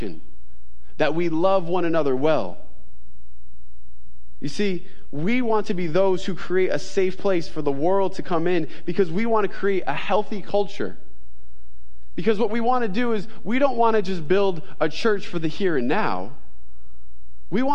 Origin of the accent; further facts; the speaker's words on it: New York, United States; I'm a New Yorker. I'm Italian